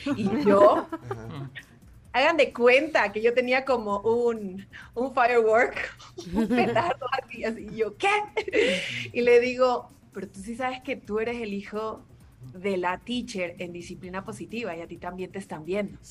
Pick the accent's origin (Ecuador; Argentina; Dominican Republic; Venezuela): Ecuador; now in Mexico; Yo soy de Ecuador, pero vivo en México